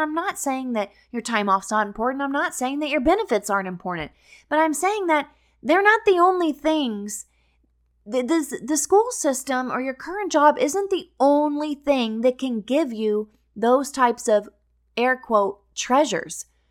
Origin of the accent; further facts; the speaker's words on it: Missouri, United States; moved away as an adult; now in Florida, United States; I had taught at my hometown in Missouri